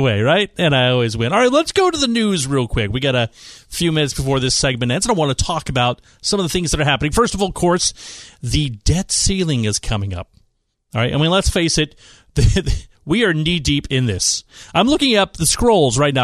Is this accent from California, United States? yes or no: yes; East Bay, San Francisco Bay Area, California, United States; moved away as an adult; also born or lived in Washington, D.C. / Utah; now in San Diego, United States; I grew up in the East Bay in San Francisco